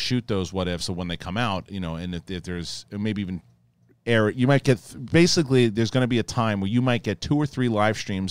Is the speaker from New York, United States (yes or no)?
yes; New York, United States; I grew up in New York